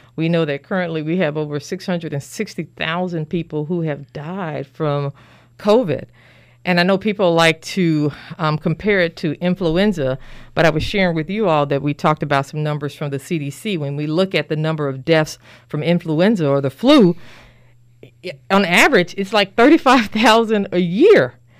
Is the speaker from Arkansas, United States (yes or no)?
yes; Little Rock, Arkansas, United States; moved away as an adult; also born or lived in Pearlglow, Arkansas; now in Danville, United States; I'm originally from Little Rock, Arkansas. Um, I was born there, raised, educated, did my medical school training and residency there.